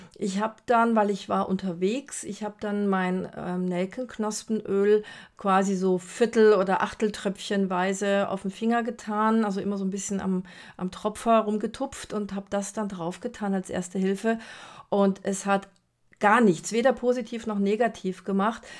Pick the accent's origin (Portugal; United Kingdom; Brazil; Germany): Brazil; moved away; Ich bin ja in Brasilien groß geworden